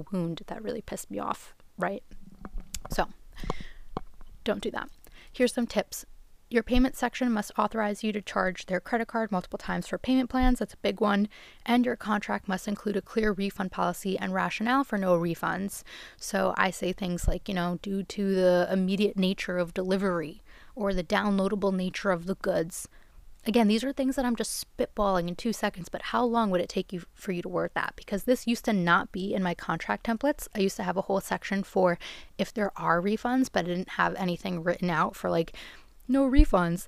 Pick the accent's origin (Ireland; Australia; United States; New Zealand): United States; New York; I'm from New York. My address is here.